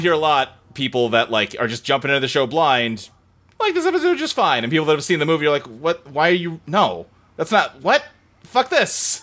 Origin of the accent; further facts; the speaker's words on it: Louisville, Kentucky, United States; I lived, like, in a suburb of Louisville, Kentucky growing up